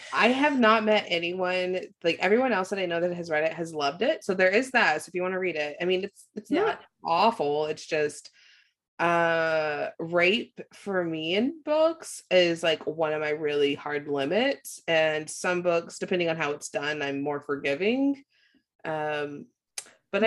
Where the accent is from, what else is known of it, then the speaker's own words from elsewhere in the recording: United States; I'm an American